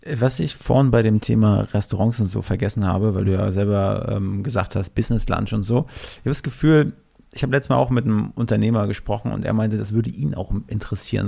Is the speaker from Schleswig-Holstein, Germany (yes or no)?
no; Mecklenburg-Vorpommern, Germany; moved away; ich komme ja ursprünglich aus MacPom